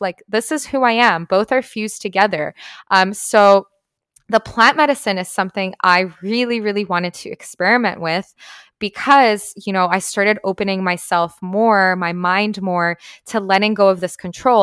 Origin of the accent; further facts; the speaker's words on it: Canada; moved away as an adult; I was, like, a teenager growing up in Canada